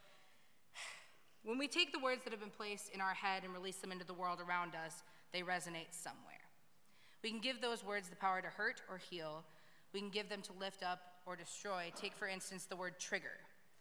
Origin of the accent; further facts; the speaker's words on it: Hermantown, Minnesota, United States; moved away; I was raised in Hermantown, Minnesota